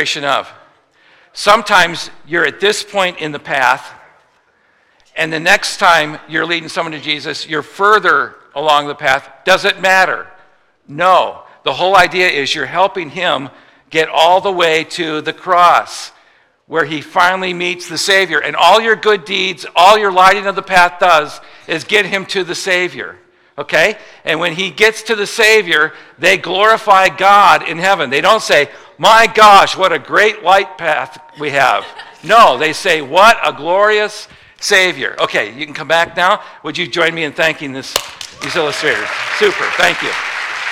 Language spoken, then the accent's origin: English; Midwest, United States; I'm a Midwesterner